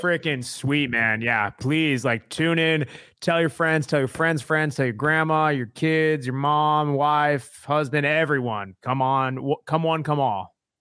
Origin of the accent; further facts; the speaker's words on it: Tucson, Arizona, United States; I'm born and raised in Tucson